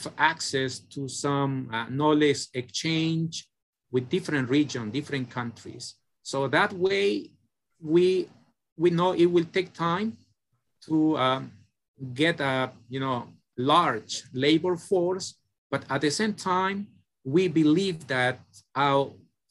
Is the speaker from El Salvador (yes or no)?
yes; El Salvador; moved away as an adult; also born or lived in South Korea; from El Salvador